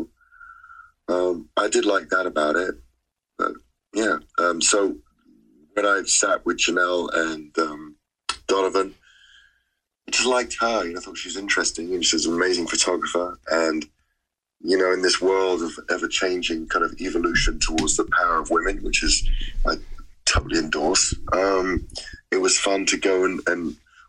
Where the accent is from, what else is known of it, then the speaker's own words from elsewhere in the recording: London, United Kingdom; I come from London, so it's a, you know, it's a city of London, of drug dealers